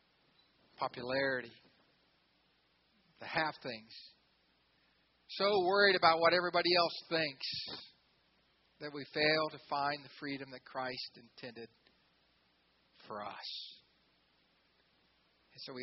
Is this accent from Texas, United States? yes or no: no; Xenia, Ohio, United States; I grew up in Xenia, Ohio, a lot of farms around us